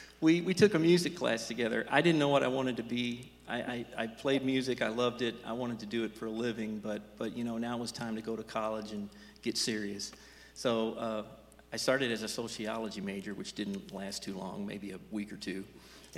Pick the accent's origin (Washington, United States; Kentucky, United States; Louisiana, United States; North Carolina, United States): Kentucky, United States; Louisville; I was from the Indiana side of the Ohio River, Louisville, Kentucky.